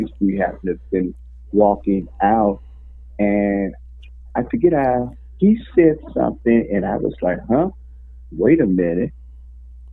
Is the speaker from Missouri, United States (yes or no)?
yes; St. Louis, Missouri, United States; moved away as an adult; also born or lived in California / El Paso, Texas; I'm from the Lou. And everything. Born and raised there, left St. Louis, went in the Marine Corps